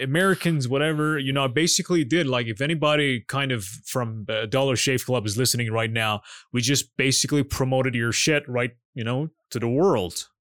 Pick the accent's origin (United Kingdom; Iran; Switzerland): Iran; I'm Iranian